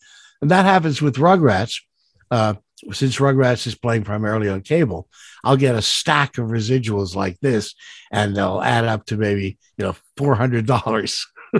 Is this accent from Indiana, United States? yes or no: yes; Goshen, Indiana, United States; also born or lived in New York; I was born in Goshen, Indiana. If you move the letters around, it spells he's gone, because I am. And when we moved to New York, I would still go back every summer